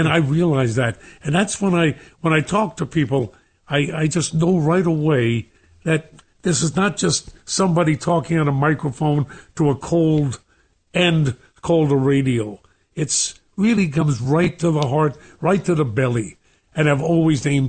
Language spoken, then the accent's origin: English; New York City, New York, United States; also born or lived in Bermuda; growing up in Brooklyn